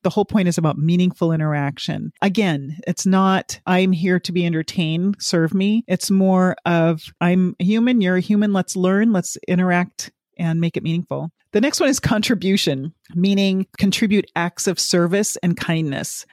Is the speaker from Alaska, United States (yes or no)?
yes; Alaska, United States; moved away; Alaska is actually where I'm from, born and raised